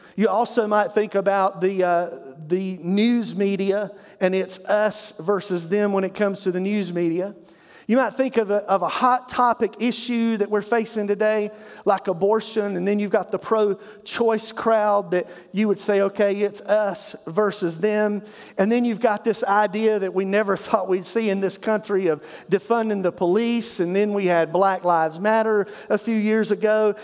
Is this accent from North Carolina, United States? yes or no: yes; Eastern North Carolina, United States; I grew up in Eastern North Carolina